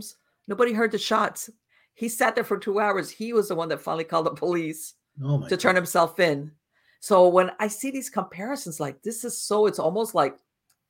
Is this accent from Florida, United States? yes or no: yes; Miami, Florida, United States; now in North Florida, United States; I was born and raised in Miami, but I moved up to North Florida, and I live in a very rural area